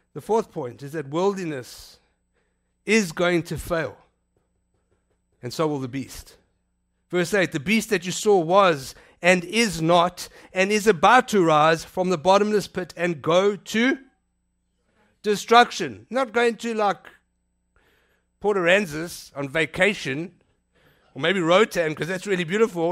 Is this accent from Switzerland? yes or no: no; South Africa; I'm South African